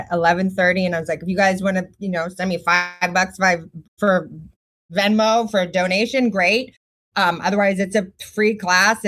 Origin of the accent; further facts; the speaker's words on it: Boston, Massachusetts, United States; I grew up in Boston with like very nerdy parents.